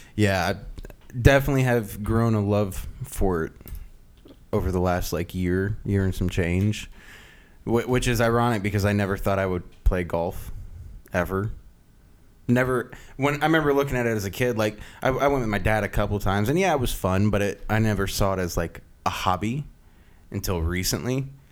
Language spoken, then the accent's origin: English; Loudoun County, Northern Virginia, United States; moved away as an adult; Northern Virginia.